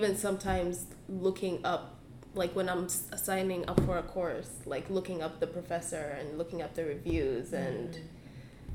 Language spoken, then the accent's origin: English; Uganda; now in Canada; I'm from Uganda, yeah. And, like, I mean, my whole background, like, everything growing up in Uganda, that's me